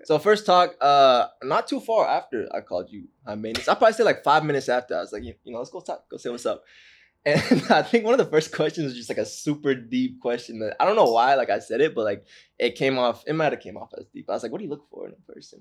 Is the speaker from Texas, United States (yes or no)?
no; Orange County, California, United States; I'm from Orange County, California